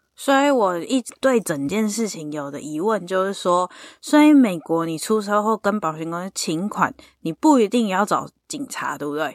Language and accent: Chinese; Taiwan; now in United States; 我是台湾人，我不是美国人呐